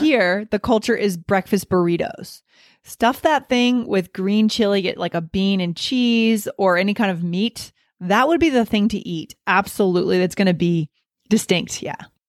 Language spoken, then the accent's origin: English; New Hampshire, United States; also born or lived in New York City / Boston / Virginia; now in Colorado, United States; I grew up in New Hampshire